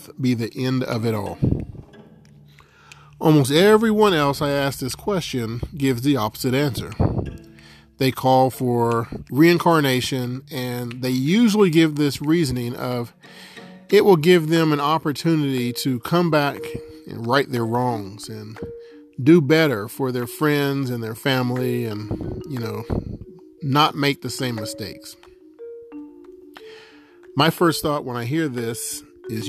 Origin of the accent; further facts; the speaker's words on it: West Virginia, United States; To be born in America, in West Virginia, in September of 1980